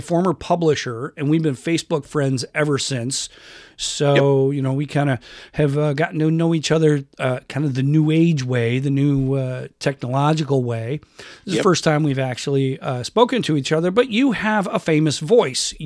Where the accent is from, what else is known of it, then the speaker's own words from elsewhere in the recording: Rochester, New York, United States; moved away as an adult; now in Ocean Shores, United States; I grew up in Western New York and joined the Navy at 18 and moved around a lot